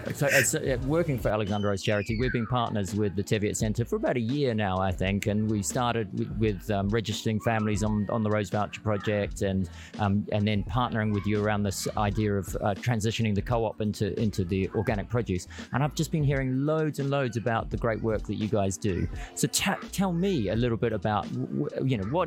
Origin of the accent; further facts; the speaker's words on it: New Zealand; now in United Kingdom; I came the other way, by the way. I'm from New Zealand. I came here